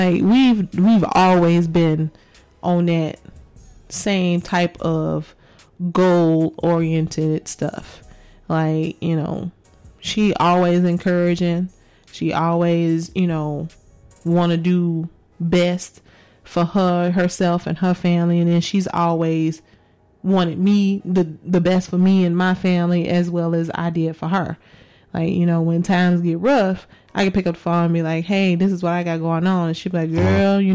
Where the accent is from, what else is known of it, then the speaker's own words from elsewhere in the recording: Chicago, Illinois, United States; moved away as an adult; also born or lived in Georgia; now in Las Vegas, United States; I was born and raised in Chicago and spent most of my life there